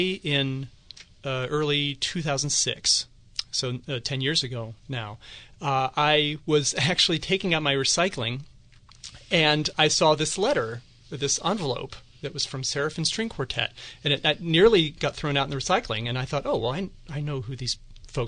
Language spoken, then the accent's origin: English; Southwest, United States; also born or lived in Oklahoma / Missouri; now in Delaware, United States; I'm originally from the Southwest